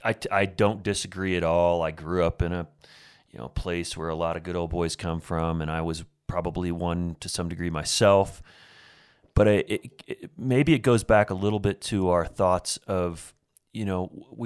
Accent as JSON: {"language": "English", "region": "Indiana", "country": "United States", "tie": "born or raised there", "said": "So I grew up in Southern Indiana, and you know, Farmville, USA, man. I grew up in the middle of farmland."}